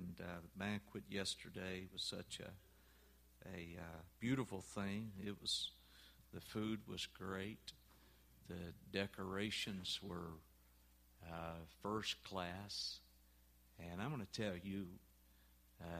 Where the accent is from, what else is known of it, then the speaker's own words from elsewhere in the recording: Orange, Texas, United States; moved away; I'm originally from East Texas. In fact, I grew up down in Orange, Texas